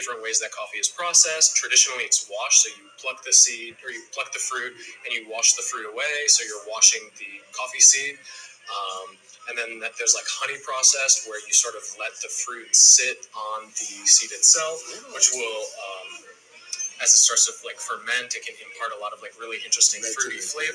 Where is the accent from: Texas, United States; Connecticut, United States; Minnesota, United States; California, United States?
Minnesota, United States; also born or lived in Tokyo, Japan; now in New York, United States; I'm from Minnesota